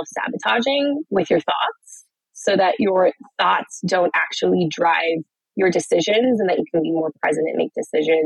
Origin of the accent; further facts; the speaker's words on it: Denver, Colorado, United States; moved away as an adult; also born or lived in Los Angeles; now in San Francisco, United States; I ended up growing up in Colorado. And so I'm from Denver